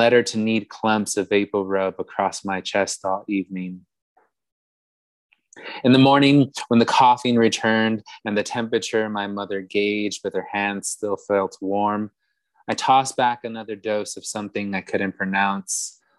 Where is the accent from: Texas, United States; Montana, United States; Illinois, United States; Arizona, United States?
Texas, United States; Weslaco; moved away as an adult; also born or lived in Austin, Texas; I grew up in the Rio Grande Valley, which is located in deep South Texas.